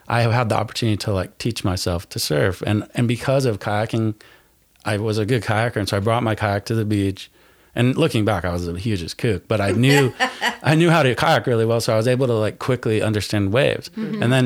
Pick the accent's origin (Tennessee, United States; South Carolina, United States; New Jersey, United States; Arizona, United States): Tennessee, United States; East; moved away; also born or lived in California / San Diego; I grew up in Tennessee, in East Tennessee